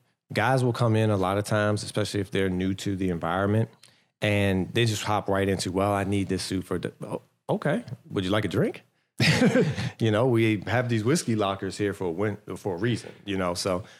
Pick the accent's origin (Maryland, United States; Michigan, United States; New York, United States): Maryland, United States; Fort Washington; For me, I grew up in Fort Washington.